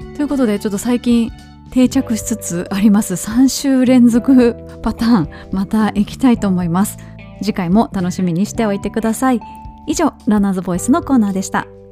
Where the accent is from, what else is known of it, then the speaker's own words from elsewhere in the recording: Kansai, Japan; moved away; 私もねもともと関西人ですから